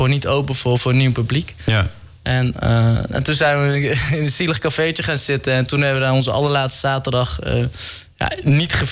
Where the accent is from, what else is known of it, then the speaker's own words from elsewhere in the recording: Netherlands; dat ik uit Nederland kom en waarschijnlijk genoeg geld heb